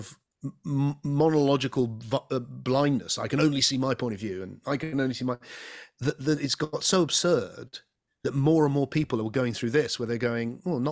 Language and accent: English; England, United Kingdom; I'm an Englishman. I live in the southwest of England.